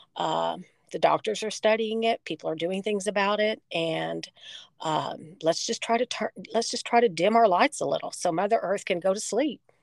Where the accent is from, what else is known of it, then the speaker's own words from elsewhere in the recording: Texas, United States; my home state of Texas